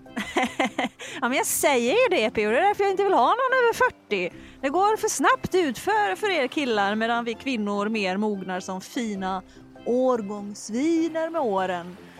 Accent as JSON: {"language": "Swedish", "country": "Sweden", "also_born_or_lived": "Stockholm", "said": "vi svenskar"}